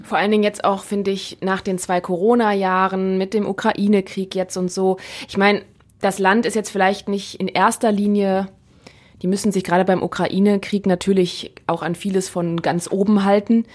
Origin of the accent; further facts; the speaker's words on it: Neuss, North Rhine-Westphalia, Germany; meiner Heimatstadt, aus Neuss